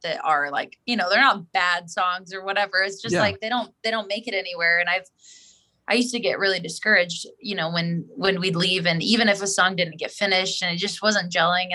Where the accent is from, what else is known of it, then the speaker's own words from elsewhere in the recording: Springfield, Missouri, United States; growing up in Springfield